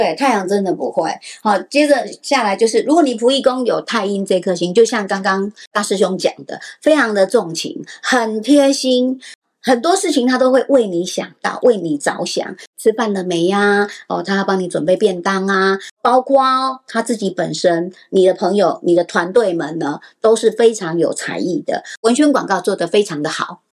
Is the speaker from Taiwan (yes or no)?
yes; Taipei, Taiwan; moved away as an adult; now in New Taipei, Taiwan; 我出生在台北 嫁到新北市